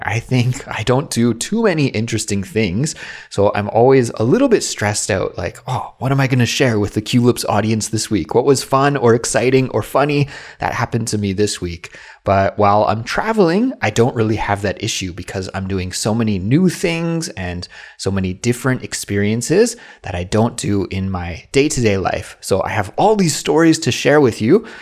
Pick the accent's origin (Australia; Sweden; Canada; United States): Canada; now in South Korea; my life as a Canadian who lives abroad in South Korea